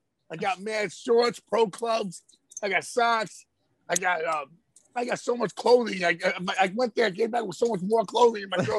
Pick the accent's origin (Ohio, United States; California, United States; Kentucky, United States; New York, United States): New York, United States; New York City; I'm from Jackson, East Elmhurst. And when growing up, I used to see him at the Wendy's by my fucking house.